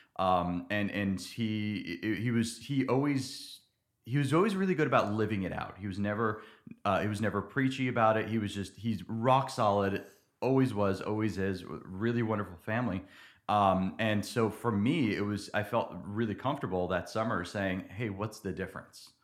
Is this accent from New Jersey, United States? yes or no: yes; New Jersey, United States; moved away as an adult; also born or lived in Dallas-Fort Worth, Texas / central Pennsylvania; now in Nacogdoches, United States; I grew up in New Jersey